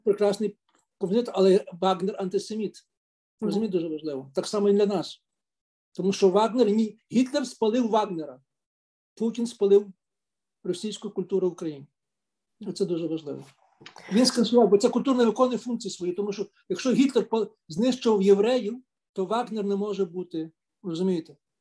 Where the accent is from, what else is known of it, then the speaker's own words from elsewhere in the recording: Lviv, Lviv Oblast, Ukraine; я народився в Львові